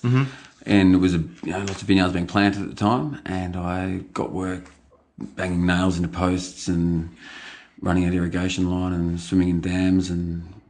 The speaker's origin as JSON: {"language": "English", "town": "Yarra Glen", "region": "Victoria", "country": "Australia", "tie": "born or raised there", "said": "I grew up in Yarra Valley, in Yarra Glen, in fact, in the same house I now live in."}